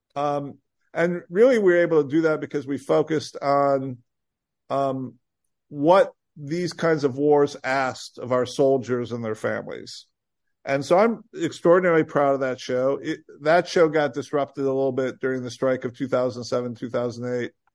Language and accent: English; Rockford, Illinois, United States; moved away as an adult; also born or lived in Vermont; I grew up in Rockford, Illinois